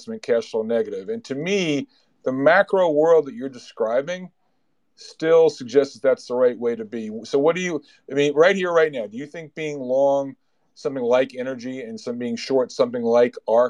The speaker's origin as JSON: {"language": "English", "country": "United States", "said": "I'm American."}